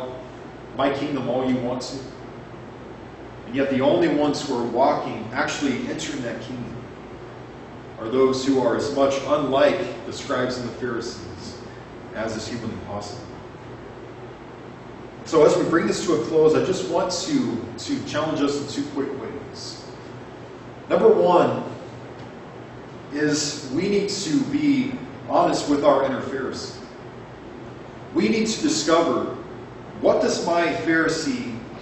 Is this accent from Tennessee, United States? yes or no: no; Arizona, United States; my hometown church